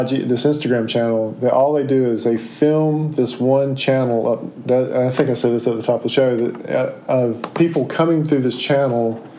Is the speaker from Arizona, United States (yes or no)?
no; Cary, North Carolina, United States; I grew up in Cary, as we've determined.